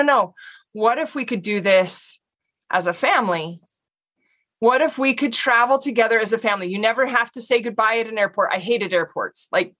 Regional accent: Utah, United States; I grew up here in Utah

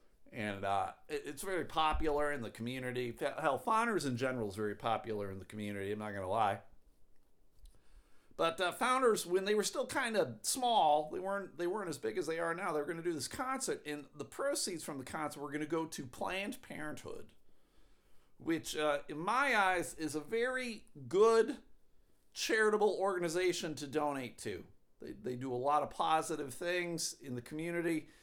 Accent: Buffalo, New York, United States; moved away; my hometown of Buffalo, New York.

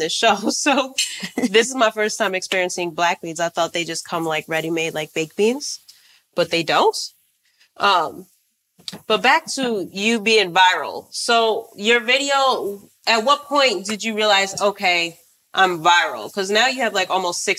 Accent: Jamaica; I'm Jamaican

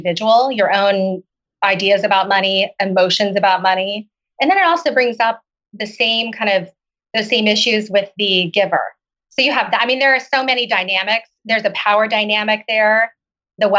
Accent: Oklahoma, United States; moved away as an adult; also born or lived in China / Seattle; I grew up in Oklahoma.

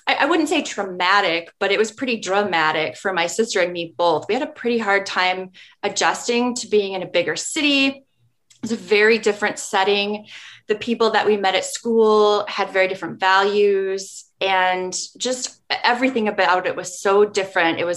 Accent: Nebraska, United States; now in Minnesota, United States; Growing up in Nebraska, where it's not a place that you hear about much in terms of like national or even regional in the in the midwest you don't hear a whole lot about it it's not given a lot of attention

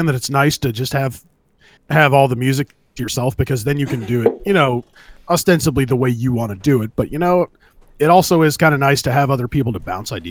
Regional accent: California, United States; I'm from California

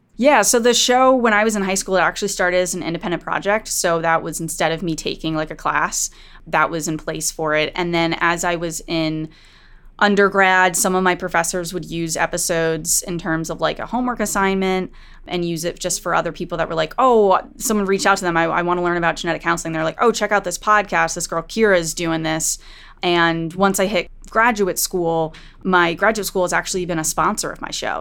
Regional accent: Connecticut, United States; in Connecticut, in the town next to my hometown

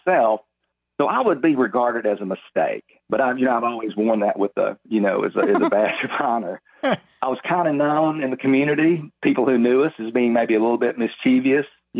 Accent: Jacksonville, Texas, United States; my hometown

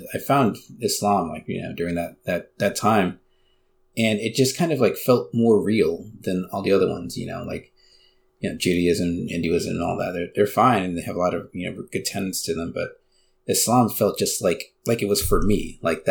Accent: United States; also born or lived in Texas; I was born and raised here in the United States, and I was raised Southern Baptist.

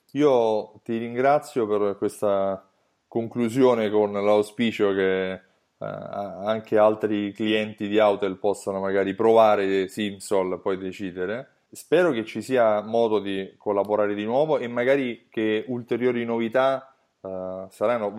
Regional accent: Rome, Lazio, Italy; accent: Roman; col mio accento romano metto le doppie dappertutto

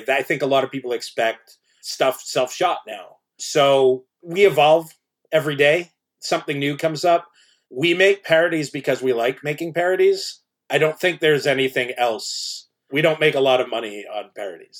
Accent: Canada; I grew up in Canada

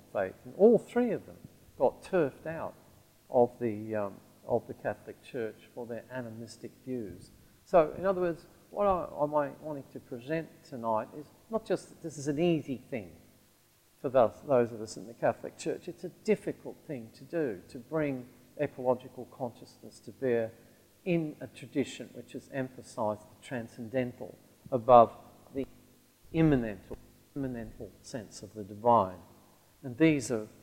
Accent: Central Australia, Australia; the region I grew up in Central Australia

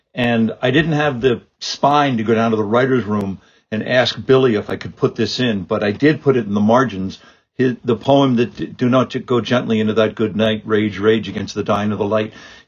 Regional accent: Ireland; I'm not. I'm some guy. I'm just an Irish jackass.

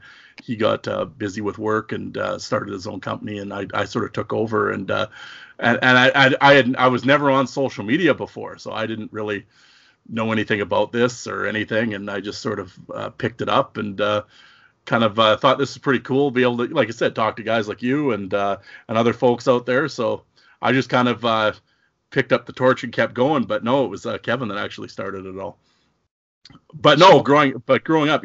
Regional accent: Saskatoon, Saskatchewan, Canada; I grew up in the wild flat plains of Saskatchewan, Saskatoon

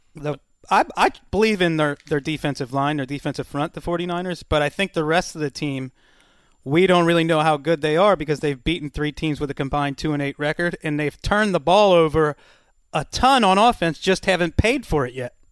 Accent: Cincinnati, Ohio, United States; I grew up in Cincinnati

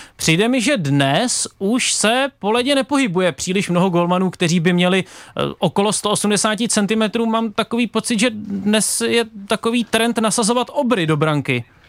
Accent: Liberec, Liberec Region, Czechia; já jsem z Liberce

